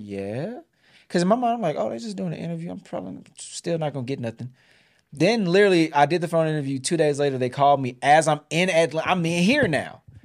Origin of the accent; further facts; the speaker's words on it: Houston, Texas, United States; moved away as an adult; now in Georgia, United States; we both are homegrown Texans. I'm Houston.